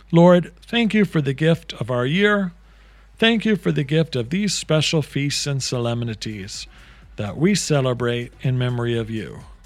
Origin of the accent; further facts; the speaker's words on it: Canada; as a Canadian